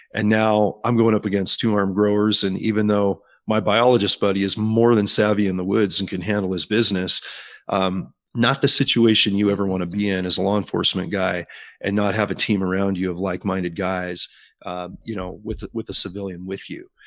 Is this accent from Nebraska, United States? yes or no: no; Morgan Hill, California, United States; I grew up on the West Coast, primarily in the Silicon Valley of California